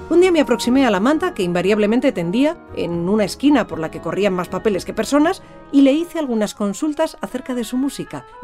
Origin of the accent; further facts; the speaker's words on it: A Coruña, Galicia, Spain; moved away as an adult; now in Mallorca, Spain; De hecho, había viajado conmigo desde mi ciudad natal, La Coruña, hasta Mallorca, y había pasado por al menos cinco viviendas en las que desde 1996 había venido residiendo.